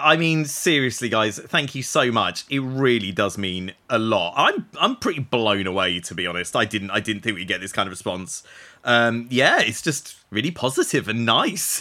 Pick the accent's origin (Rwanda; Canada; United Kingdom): United Kingdom; Essex, East of England; I grew up in Essex